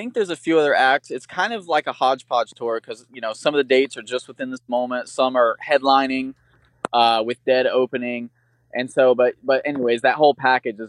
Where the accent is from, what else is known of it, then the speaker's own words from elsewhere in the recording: Florida, United States; I'm from Florida and there's tons of swamps and alligators and stuff like that down here